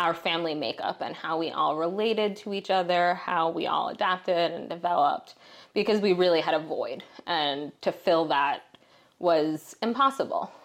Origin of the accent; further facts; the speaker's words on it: Philadelphia, Pennsylvania, United States; I grew up in Philadelphia